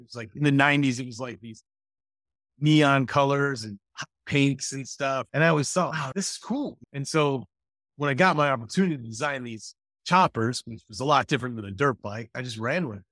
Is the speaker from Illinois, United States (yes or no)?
yes; Mendota, Illinois, United States; I grew up in, uh, Mendota, Illinois